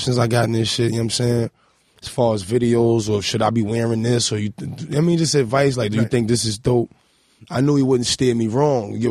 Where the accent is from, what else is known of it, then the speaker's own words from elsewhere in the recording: New York City, New York, United States; I'm from First. I mean, you could walk that. And that's the east side of Harlem.